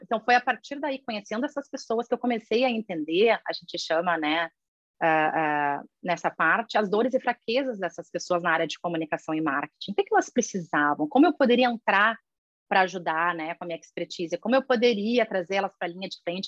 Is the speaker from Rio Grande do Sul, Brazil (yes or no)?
yes; Rio Grande do Sul, Brazil; moved away as an adult; now in Australia; eu sou gaúcha nata